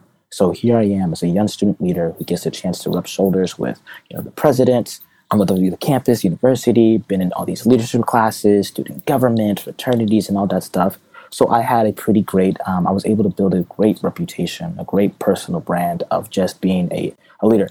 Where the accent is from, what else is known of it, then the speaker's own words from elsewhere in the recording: United States; my family's from Zimbabwe, I'm a first-gen American. I was born in the United States